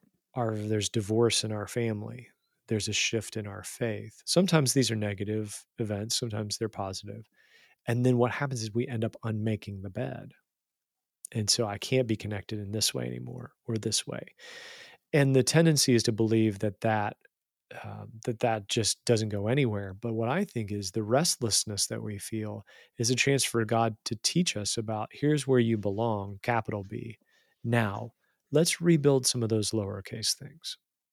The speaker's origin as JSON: {"language": "English", "region": "West Virginia", "country": "United States", "tie": "born or raised there", "accent": "lovely accent", "said": "I grew up in Southern West Virginia. I had a lovely accent and I had friends and family, and then I moved."}